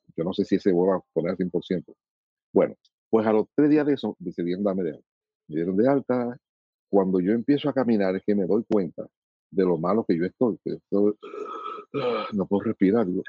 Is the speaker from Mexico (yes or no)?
no; Dominican Republic; como soy dominicano